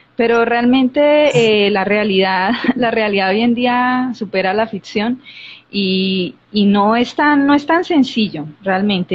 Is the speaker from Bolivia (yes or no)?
no; Colombia; yo soy de Colombia